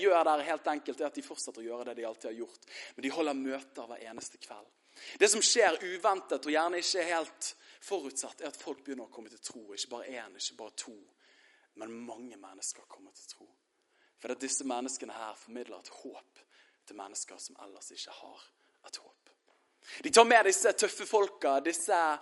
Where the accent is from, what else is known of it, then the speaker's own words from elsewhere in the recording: Bærum, Akershus, Norway; Jeg er fra Bærum